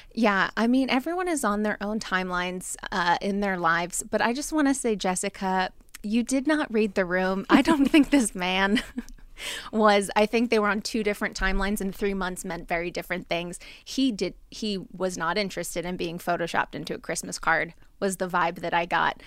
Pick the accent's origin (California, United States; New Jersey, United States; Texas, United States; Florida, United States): New Jersey, United States; I'm from Jersey